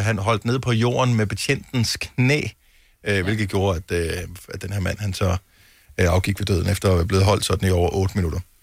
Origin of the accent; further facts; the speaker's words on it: Denmark; man som dansker